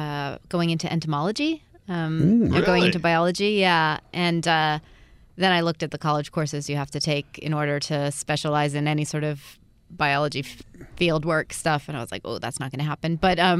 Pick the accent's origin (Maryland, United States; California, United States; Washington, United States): California, United States; Altadena; also born or lived in Pasadena; I grew up in Altadena.